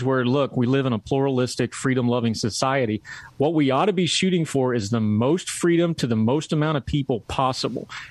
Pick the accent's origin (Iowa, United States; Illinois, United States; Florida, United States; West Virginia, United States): West Virginia, United States; also born or lived in Germany; I'm a hillbilly from West Virginia